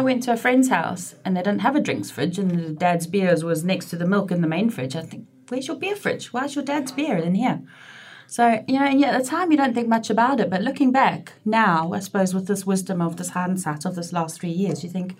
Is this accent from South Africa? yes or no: yes; South Africa; also born or lived in Glasgow; now in United Kingdom; And my mum and dad emigrated to South Africa when I was two, hence my accent. However, I've been back in the UK for 22 years this year, and I still sound like this, so I think it's here to stay.